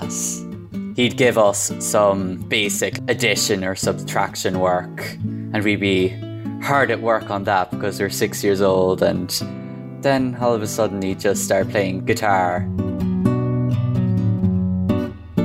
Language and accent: English; Crosserlough, County Cavan, Ulster, Ireland; I'm from Crushalock, County Cavan.